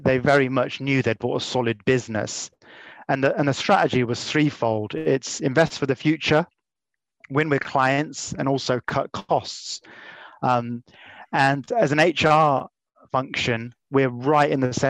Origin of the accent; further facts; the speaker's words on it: Leamington Spa, West Midlands, United Kingdom; I was born in Leamington Spa. I came back home